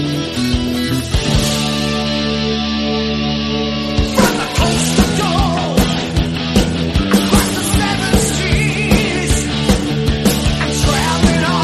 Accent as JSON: {"language": "English", "country": "Canada", "said": "I'm Native Canadian"}